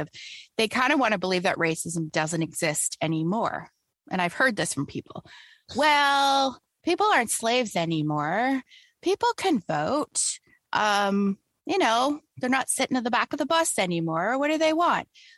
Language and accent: English; Canada; I'm Canadian